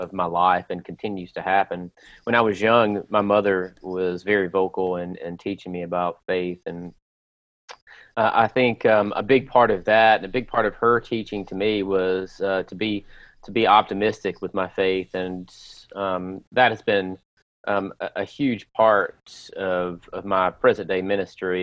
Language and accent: English; Lewisburg, Tennessee, United States; my pastor that I grew up with in Lewisburg, Tennessee